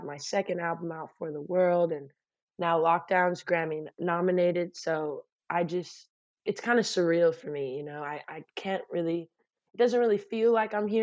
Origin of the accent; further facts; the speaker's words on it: Torrance, California, United States; My hometown, actually. I'm in my bedroom in Torrance, California.